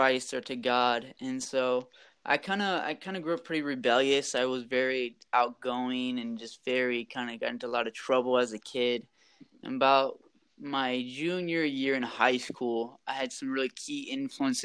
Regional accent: Rock Island, Illinois, United States; moved away as an adult; also born or lived in Latin America; now in Dominican Republic; I'm from the Quad Cities. I grew up in Rock Island. So I lived here until I was about 18

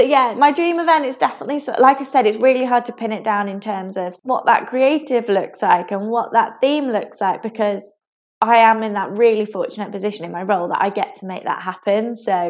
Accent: South of England, United Kingdom; now in Manchester, United Kingdom; As a Southerner, I know I don't really sound like a Southerner anymore.

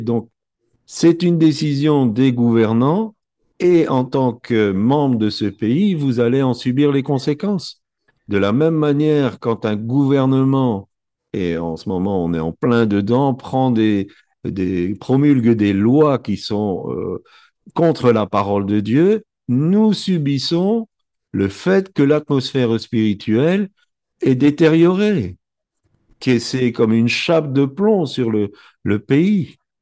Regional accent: Belgium; Je suis né en Belgique, mes parents sont nés en Belgique

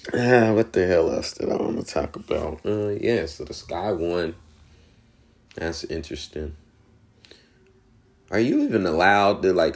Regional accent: Indiana, United States; I'm from Indiana

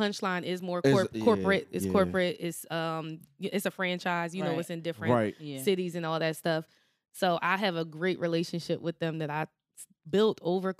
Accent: Camden, New Jersey, United States; growing up in Camden, in that South Jersey area, I came to Philly to do everything.

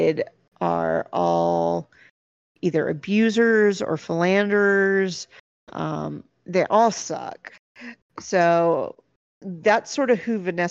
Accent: United States; my perspective as an American

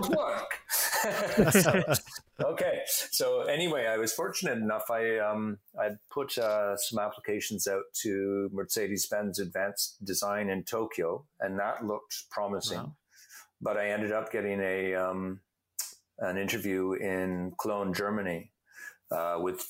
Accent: Canada; I'm a Canadian.

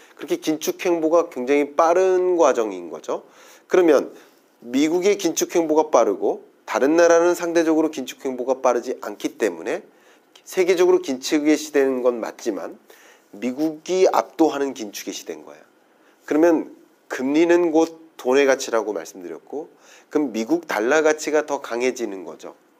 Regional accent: South Korea; 저도 한국인입니다

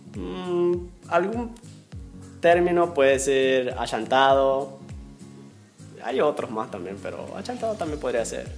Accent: Zulia, Venezuela; moved away as an adult; now in Peru; donde yo vengo, del estado Zulia

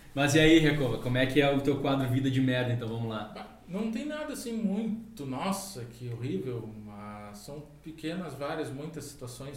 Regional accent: Canoas, Rio Grande do Sul, Brazil; also born or lived in Porto Alegre / Guaíba; foi em Canoas. Eu nasci em Porto Alegre, mas acho que morei alguns

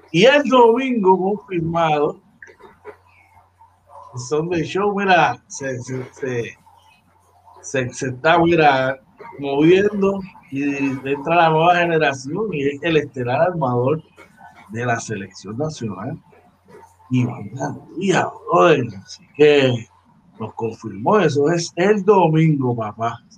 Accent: Puerto Rico; Todos somos ciudadanos americanos, ¿verdad? Somos boricuas y por nacimiento, ¿verdad? Y por territorio, somos ciudadanos americanos.

